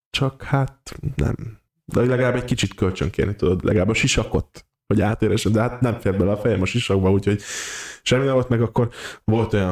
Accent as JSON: {"language": "Hungarian", "region": "Borsod-Abaúj-Zemplén", "country": "Hungary", "said": "Bor, Borsod a szívéből érkeztem"}